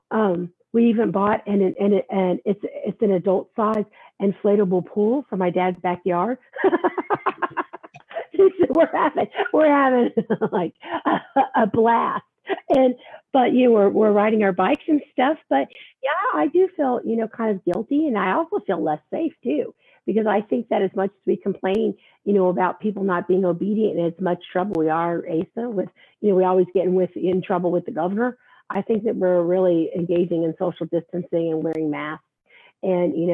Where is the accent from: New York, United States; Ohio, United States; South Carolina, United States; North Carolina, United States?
New York, United States; New York City; This thing about uh, about being a New Yorker.